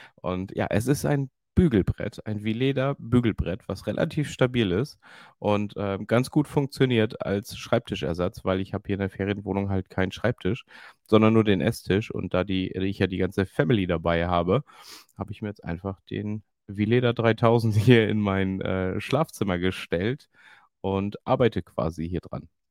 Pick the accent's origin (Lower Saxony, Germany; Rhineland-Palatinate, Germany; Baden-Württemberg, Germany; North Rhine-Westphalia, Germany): Lower Saxony, Germany; Emden; born or raised there